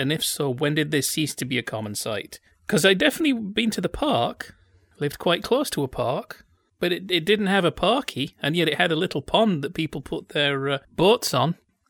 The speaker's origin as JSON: {"language": "English", "region": "Yorkshire and the Humber", "country": "United Kingdom", "said": "I'm from Yorkshire. It's not a very big cricket market there."}